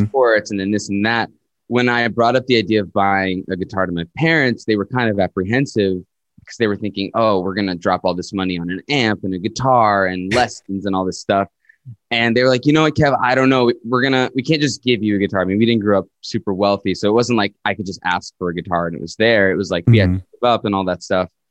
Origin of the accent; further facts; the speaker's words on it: Winthrop, Massachusetts, United States; moved away as an adult; also born or lived in Queens, New York / New Rochelle, New York; now in Montreal, Canada; I grew up there till I was about nine, and then I moved to uh, Winthrop, Massachusetts, which is right outside of Boston. And sort of I've been in the Boston area since uh, around nine or ten